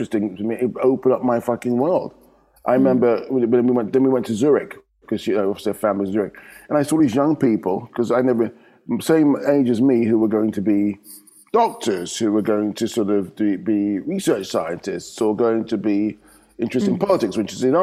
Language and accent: English; London, United Kingdom; moved away as an adult; now in Amsterdam, Netherlands; we're growing up in London, your world is London